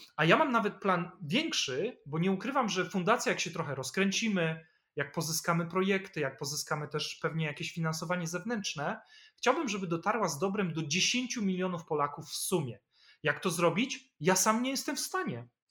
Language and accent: Polish; Poland; rodzina była biedna i mieliśmy swoje kłopoty, jakie to rodziny zresztą kłopoty mogły mieć w latach 80., kiedy ja się urodziłem, czy jeszcze w Polsce PRL